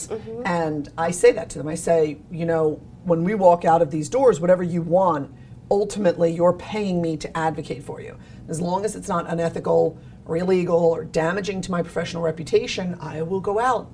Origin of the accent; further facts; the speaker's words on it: New Jersey, United States; moved away as an adult; now in Beaufort, United States; I'm originally from New Jersey